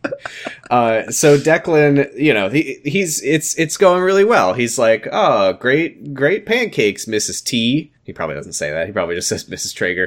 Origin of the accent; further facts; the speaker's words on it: Washington, United States; I'm from Washington